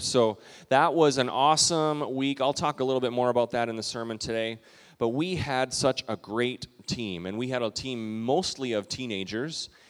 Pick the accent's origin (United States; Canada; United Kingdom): Canada; Calgary, Alberta; moved away; We took a road trip a few years ago to Western Canada, where I grew up in Calgary, Alberta, close to Banff